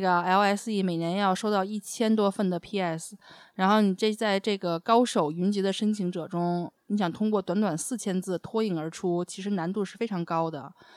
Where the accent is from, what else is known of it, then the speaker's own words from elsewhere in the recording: China; 我们中国人